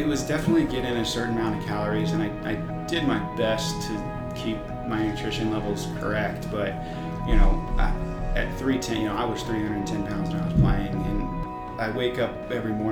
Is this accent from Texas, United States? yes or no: yes; Sugar Land, Texas, United States; also born or lived in Los Angeles, California; I was born in Los Angeles, California, but spent most of my time in Houston